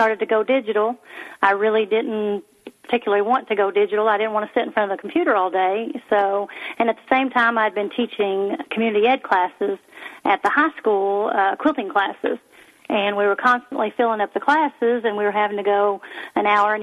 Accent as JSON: {"language": "English", "town": "Morehead", "region": "Kentucky", "country": "United States", "said": "I am from Moorhead, Kentucky, and I spent a lot of time on the farm with my grandmother"}